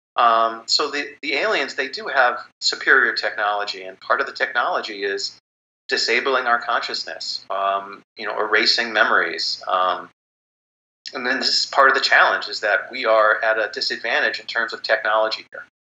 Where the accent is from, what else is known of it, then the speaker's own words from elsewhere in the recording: United States; I'm an American